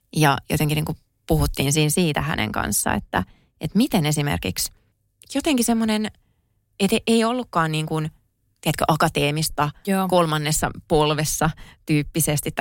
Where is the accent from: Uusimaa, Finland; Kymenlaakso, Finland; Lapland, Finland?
Kymenlaakso, Finland; Kouvola; moved away as an adult; kun mä asuin elämäni ekat 18 vuotta Kouvolassa